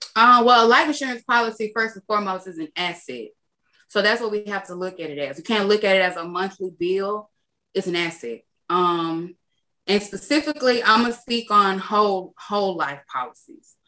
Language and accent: English; Macon, Georgia, United States; moved away; I'm from Macon, Georgia, and just being outside of Macon for so long